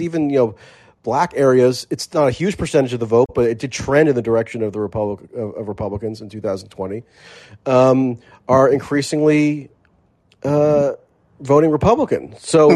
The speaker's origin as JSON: {"language": "English", "region": "New Jersey", "country": "United States", "moved": "yes", "said": "I'm from New Jersey originally"}